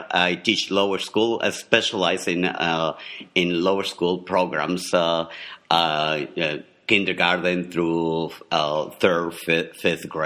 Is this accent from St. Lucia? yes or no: no; Mexico; moved away; I'm originally from Mexico, so I come from a hot, hot country